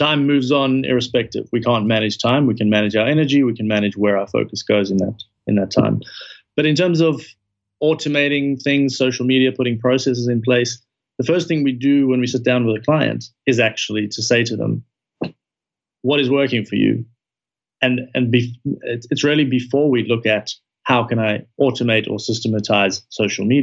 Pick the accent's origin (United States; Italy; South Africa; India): South Africa; moved away; I'm originally from South Africa